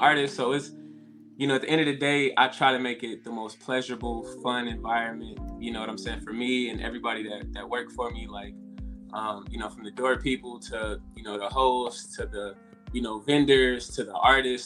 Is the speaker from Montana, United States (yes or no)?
no; Chicago, Illinois, United States; moved away as an adult; now in Los Angeles, United States; I'm from Chicago, Illinois. Um, I just came out to LA about like two and a half years ago